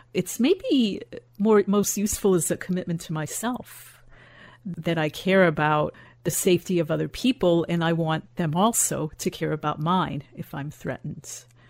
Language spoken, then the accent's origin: English; Chicago, Illinois, United States; I grew up in Chicago